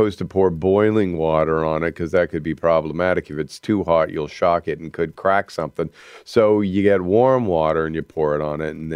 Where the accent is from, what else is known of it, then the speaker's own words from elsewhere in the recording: Canada; we celebrate being Canadian